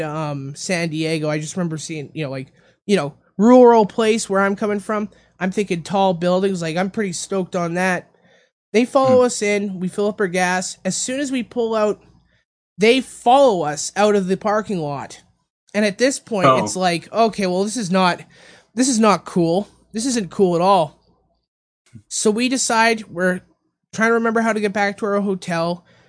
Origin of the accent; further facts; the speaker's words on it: Canada; moved away; my home country of Canada